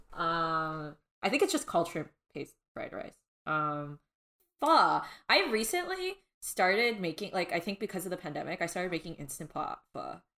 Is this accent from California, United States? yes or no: yes; Southern California, United States; I am born and raised in Southern California